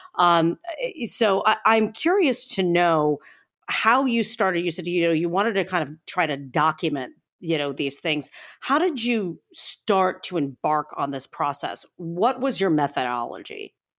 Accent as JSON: {"language": "English", "region": "Northeastern Ohio", "country": "United States", "said": "I come from Northeastern Ohio, and, you know, I'm a short drive from both Buffalo and Pittsburgh"}